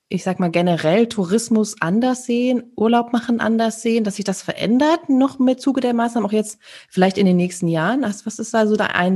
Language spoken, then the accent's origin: German; North Rhine-Westphalia, Germany; Also wir kommen ja aus dem Sauerland und da ist